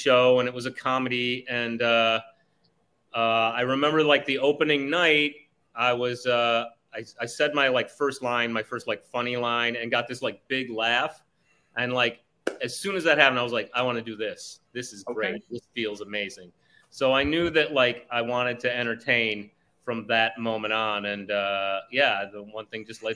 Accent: Evanston, Illinois, United States; moved away as an adult; also born or lived in Rockford, Illinois / Minnesota / Los Angeles; I was born in Rockford, Illinois, which is about 80 miles north. And then my parents got divorced when I was like 7 or 8. And I went and lived with my dad in Minnesota for 5 years. And then like for seventh grade, I went and my mom had moved to Evanston

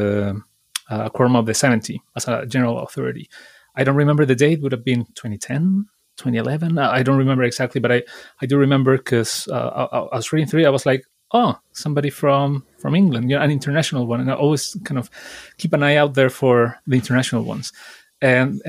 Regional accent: Chile; now in United Kingdom; I'm from Chile

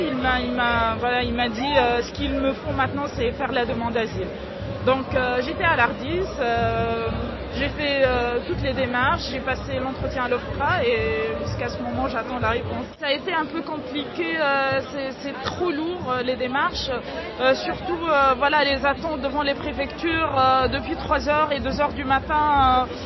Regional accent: Tunisia; moved away as an adult; now in France; on est venus ensemble de la Tunisie

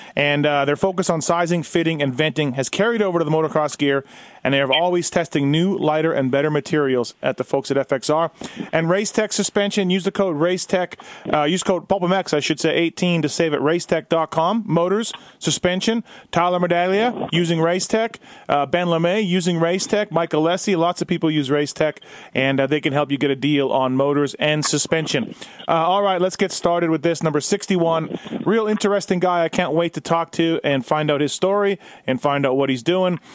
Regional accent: Canada; I'm Canadian

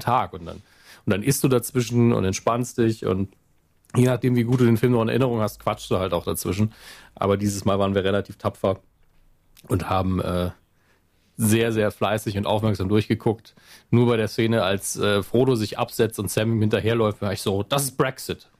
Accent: Germany; als Deutscher

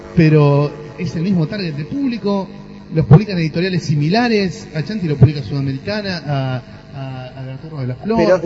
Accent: Argentina; como argentino

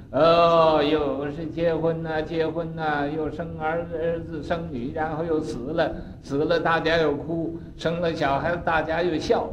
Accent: China; 我们中国人都讲落叶归根

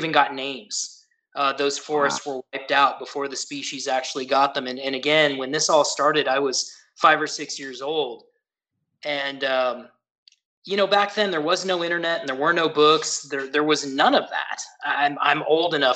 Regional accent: Santa Cruz Mountains, California, United States; I grew up in the Santa Cruz Mountains of California.

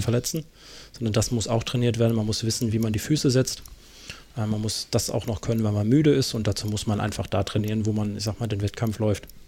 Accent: Karlsruhe, Baden-Württemberg, Germany; moved away; ich in der Gegend aufgewachsen bin. Ich bin da geboren in Karlsruhe

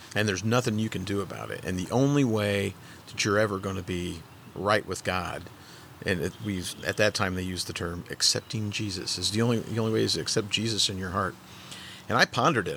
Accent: St. Louis, Missouri, United States; also born or lived in Park Hills, Missouri / Fredericktown, Missouri; I was born in St. Louis, lived in St. Louis up until I was about ten. Moved to Park Hills, and then ended up in Fredericktown. I graduated from high school in Fredericktown

